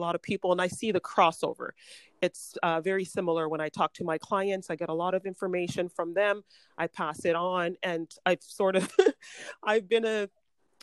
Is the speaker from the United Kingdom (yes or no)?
no; Toronto, Ontario, Canada; moved away as an adult; also born or lived in Jamaica; now in Vancouver, Canada; So I came to Canada when I was 6 years old with my family. And I grew up in Toronto, moved to Vancouver, oh, nearly 30 years ago.